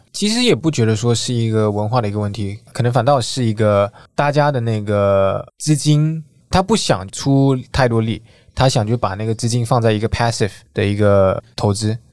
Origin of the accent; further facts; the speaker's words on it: Singapore; moved away as an adult; now in Taiwan; 我是新加坡人，我今年三十六岁。 在下一部长大，然后呢是在二零一四年左右呢才开始在台湾花多一点时间